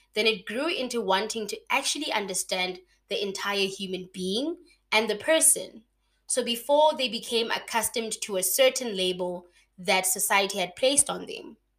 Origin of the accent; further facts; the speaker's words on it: Mahikeng, North West, South Africa; moved away as an adult; now in Bloemfontein, South Africa; born and bred in Mafikeng, but I'm currently living and working in Bloemfontein